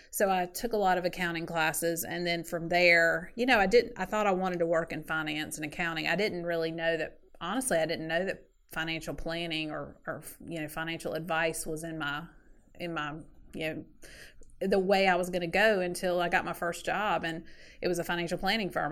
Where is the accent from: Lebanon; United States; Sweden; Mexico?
United States; Sanford, North Carolina; also born or lived in Wilmington, North Carolina; grew up in Sanford, North Carolina, which is about an hour south of Raleigh